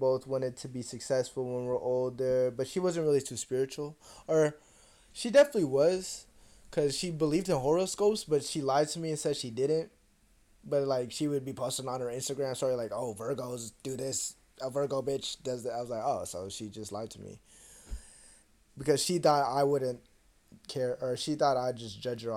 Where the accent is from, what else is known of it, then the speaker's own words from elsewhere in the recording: Seattle, Washington, United States; also born or lived in Atlanta / San Francisco; now in Bakersfield, United States; I grew up in Seattle. and then I lived in Atlanta, and then I lived in San Francisco